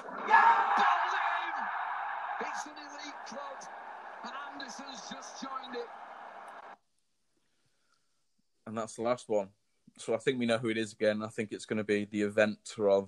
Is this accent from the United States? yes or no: no; England, United Kingdom; as polite mannered Englishmen that we are